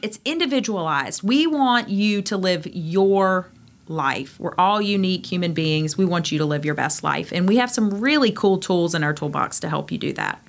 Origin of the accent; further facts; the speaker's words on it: Greenville, North Carolina, United States; moved away as an adult; now in Outer Banks, United States; I am from Greenville, North Carolina.